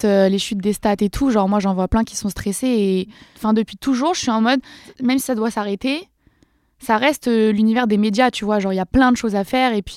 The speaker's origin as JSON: {"language": "French", "town": "Dreux", "region": "Centre-Val de Loire", "country": "France", "tie": "born or raised there", "also_born_or_lived": "Valence", "moved": "yes", "said": "j'ai grandi à Dreux, personne connaît, c'est dans l'Eure-et-Loire, 28."}